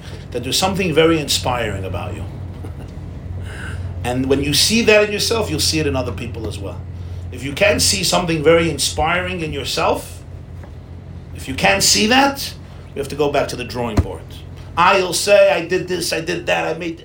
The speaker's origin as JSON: {"language": "English", "town": "New York City", "region": "New York", "country": "United States", "tie": "born or raised there", "said": "I grew up in Crown Heights"}